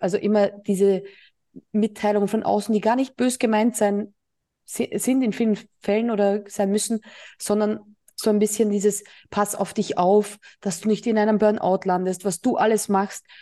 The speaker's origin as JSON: {"language": "German", "region": "Burgenland", "country": "Austria", "moved": "yes", "lives_now": "Mallorca, Spain", "said": "meine alte Heimat, ähm, also Österreich. Ich war ja im Burgenland"}